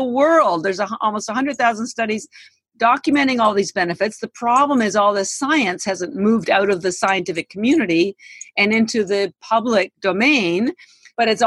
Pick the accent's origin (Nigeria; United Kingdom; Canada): Canada; now in United States; I am Canadian, but I've lived in the United States for 33 years